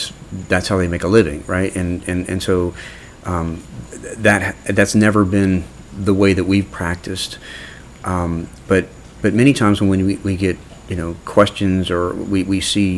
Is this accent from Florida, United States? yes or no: yes; Orlando, Florida, United States; I grew up in Orlando. You know, I went to Winter Park High School and grew up in Orlando.